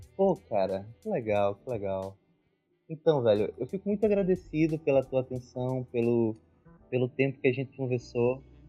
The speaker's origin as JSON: {"language": "Portuguese", "country": "Brazil", "moved": "yes"}